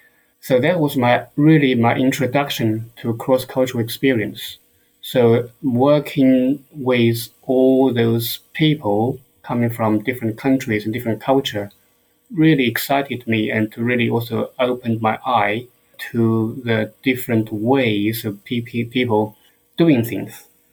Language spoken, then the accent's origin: English; China; moved away as an adult; now in South West England, United Kingdom; So I am British, but I'm from China. Or sometimes I like to say I'm made in China. So I live in the southwest of England